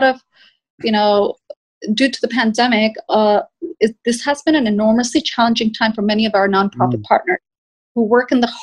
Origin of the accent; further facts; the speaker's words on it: Bangladesh; my home country of Bangladesh